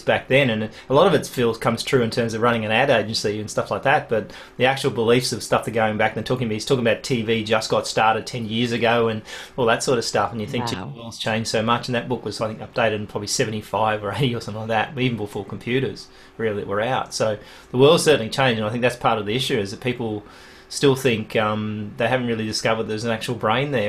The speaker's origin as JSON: {"language": "English", "country": "Australia", "said": "as an Australian"}